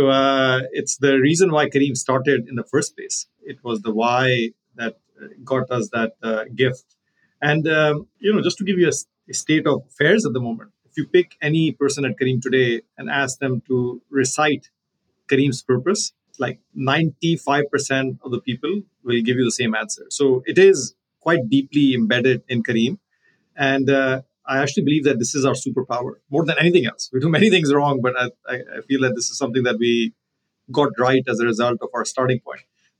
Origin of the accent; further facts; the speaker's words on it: Pakistan; you know, I'm from Pakistan, so I consider myself to be from the region.